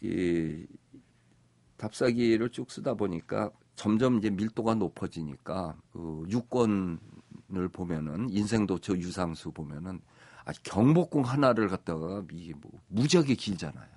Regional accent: Seoul, South Korea; 내 고향 서울을

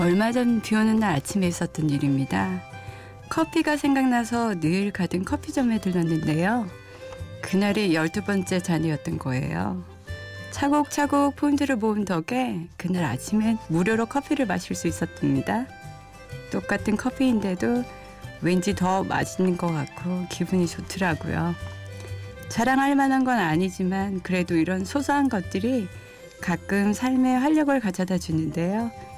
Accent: South Korea; moved away as an adult; now in New York, United States; 제가 한국을 떠난 건 1998년이었어요. 대학을 졸업하고 직장을 다니다가 결혼을 하면서 뉴욕으로 왔죠

